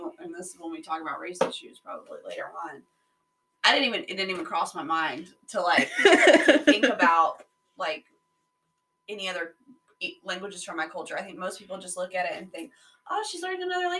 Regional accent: United States; So as soon as they know that I'm English, I'm American, you know, they'll speak English to me.

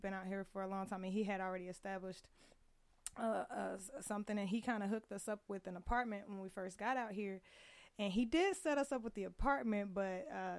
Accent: Indianapolis, Indiana, United States; moved away as an adult; also born or lived in Hazelhurst, Georgia; now in Las Vegas, United States; I was born in Hazelhurst, Georgia, and grew up in Indianapolis, Indiana.

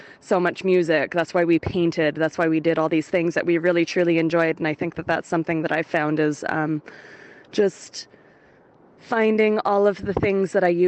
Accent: Canada; also born or lived in London; I'm a Canadian who had to leave London because of the pandemic.

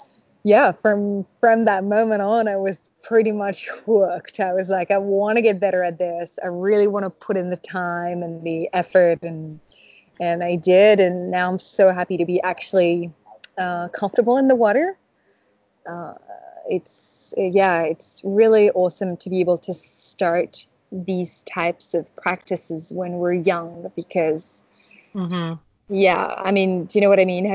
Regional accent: Chamonix, Auvergne-Rhône-Alpes, France; now in Bordeaux, France; I'm originally from the French Alps, so no surf there, no waves, mainly snow. It's where the highest mountain in Europe is. It's absolutely incredible, and I grew up there, so yeah, it's called Chamonix

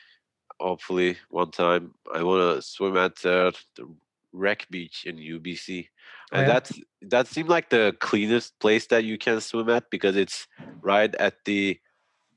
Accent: Antalya, Turkey; Antalya, my hometown

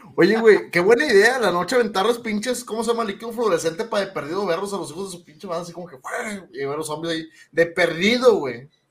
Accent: Monterrey, Nuevo León, Mexico; somos regios

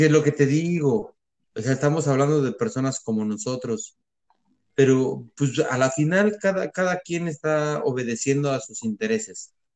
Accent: Mexico; now in United States; sí somos mayoría mexicanos

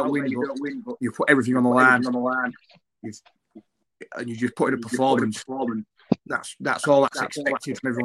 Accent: Hull, Yorkshire and the Humber, United Kingdom; Being from Hull

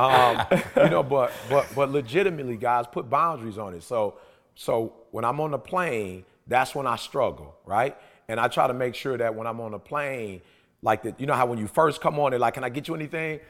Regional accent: Detroit, Michigan, United States; I'm from Detroit

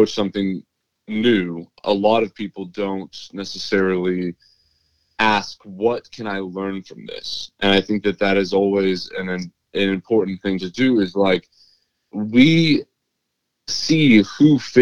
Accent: Oklahoma, United States; growing up in Oklahoma

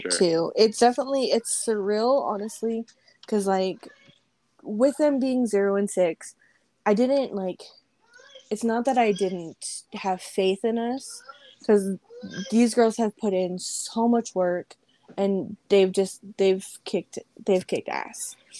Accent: Las Vegas, Nevada, United States; Born and raised here

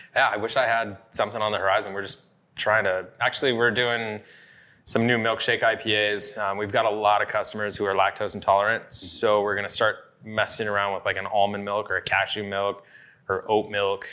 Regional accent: Yakima, Washington, United States; growing up in Yakima

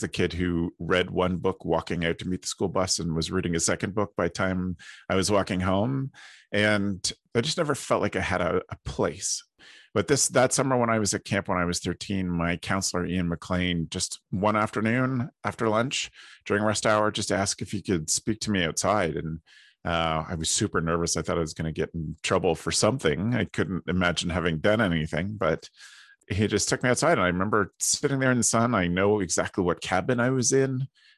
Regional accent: Ontario, Canada; I am based out of Ontario, Canada, and I grew up at camp here

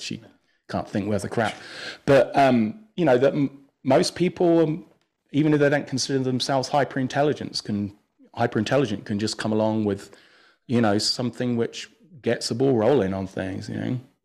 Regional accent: England, United Kingdom; moved away; I grew up in England

